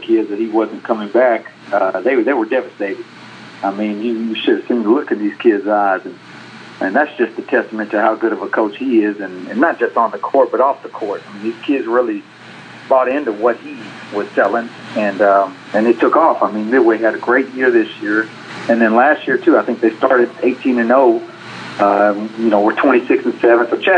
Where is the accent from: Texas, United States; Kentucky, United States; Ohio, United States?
Texas, United States; McGregor; growing up in McGregor, right down the road